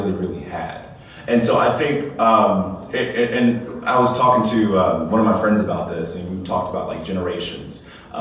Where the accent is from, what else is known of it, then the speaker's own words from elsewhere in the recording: Lexington, South Carolina, United States; I grew up in Lexington, South Carolina